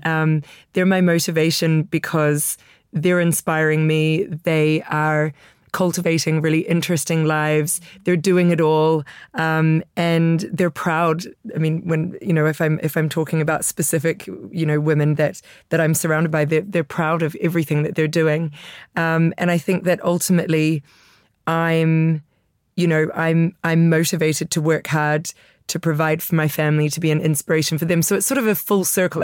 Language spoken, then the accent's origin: English; Italy; also born or lived in New York; now in London, United Kingdom; growing up in Italy.